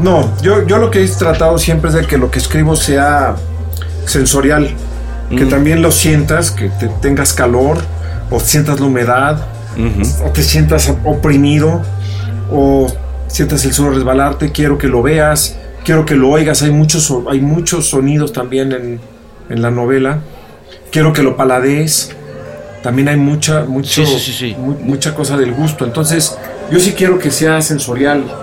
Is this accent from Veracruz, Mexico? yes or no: no; Mexico City, Mexico; crecer en la modelo y ir tanto a la frontera, pues te da un oído.